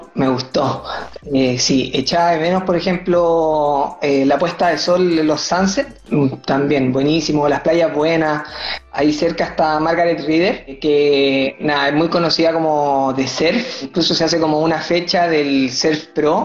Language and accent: Spanish; Chile; moved away as an adult; also born or lived in Sydney, Australia / Perth, Australia; now in France; yo jugaba en Chile